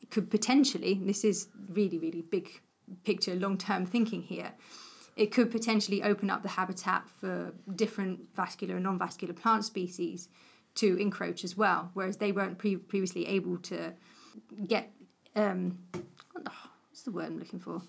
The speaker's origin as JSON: {"language": "English", "area": "Cornwall", "region": "South West England", "country": "United Kingdom", "tie": "born or raised there", "said": "I grew up in Cornwall."}